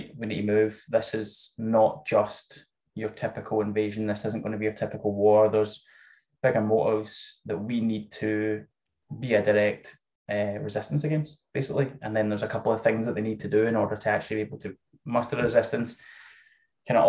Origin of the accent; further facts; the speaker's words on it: Scotland, United Kingdom; I'm Scottish, which you can probably tell